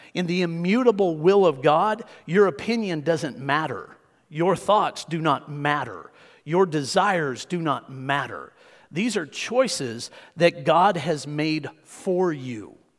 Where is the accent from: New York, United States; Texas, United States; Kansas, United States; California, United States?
Kansas, United States; Hutchinson; I grew up in Tornado Alley